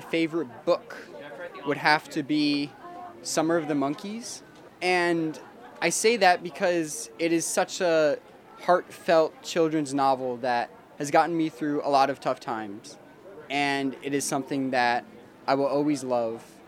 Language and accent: English; Tucson, Arizona, United States; I am from Tucson, Arizona